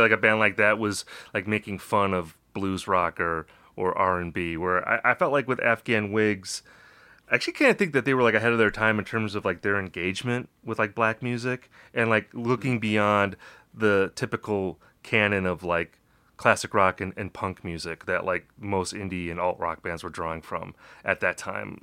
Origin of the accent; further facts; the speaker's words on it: Wisconsin, United States; I'm from Wisconsin